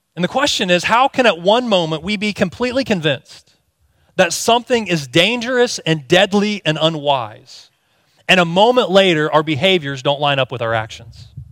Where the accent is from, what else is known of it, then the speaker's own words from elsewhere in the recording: Indiana, United States; moved away as an adult; also born or lived in Texas; my wife and I were born and raised in Indiana, but in two thousand seven, we moved to Texas